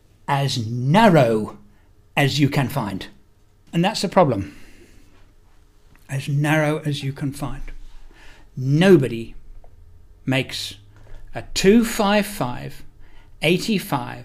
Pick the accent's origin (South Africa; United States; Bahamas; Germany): South Africa; moved away as an adult; also born or lived in England / United Kingdom; now in Perth, Australia; I'm actually English born. I spent 38 years living in South Africa